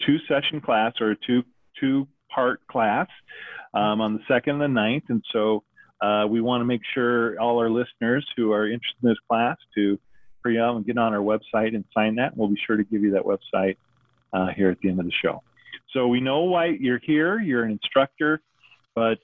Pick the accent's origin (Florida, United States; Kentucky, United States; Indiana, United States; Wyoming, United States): Wyoming, United States; moved away; also born or lived in Portland, Oregon; I grew up in Wyoming